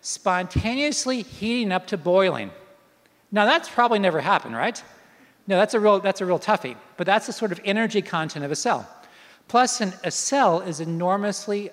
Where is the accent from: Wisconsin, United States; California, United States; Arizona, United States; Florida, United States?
Florida, United States; I'm from Florida